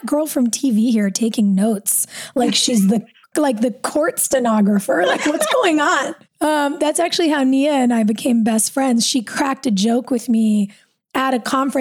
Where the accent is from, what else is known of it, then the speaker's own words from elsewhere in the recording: Los Angeles, California, United States; also born or lived in North Carolina; I grew up here